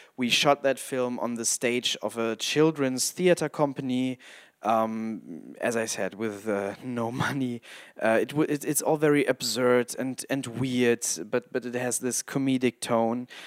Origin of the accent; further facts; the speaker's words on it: Hamburg, Germany; English is a second language; also born or lived in Wolfenbüttel, Lower Saxony; I'm a filmmaker from Hamburg